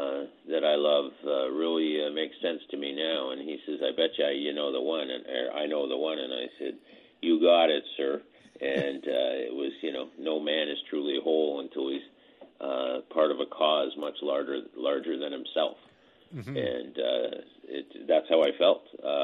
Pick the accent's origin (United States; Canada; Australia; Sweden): Canada; what really impressed me as a student of history and as a Canadian was his effectiveness on the international scene.